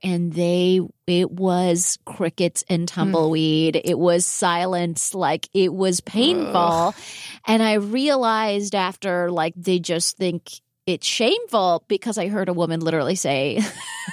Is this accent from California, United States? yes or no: yes; Palm Springs, California, United States; I grew up in Palm Springs, California